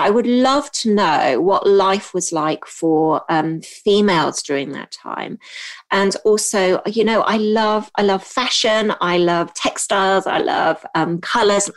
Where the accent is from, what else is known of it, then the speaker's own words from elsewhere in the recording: Hong Kong; also born or lived in United Kingdom / United States; now in England; I grew up in Hong Kong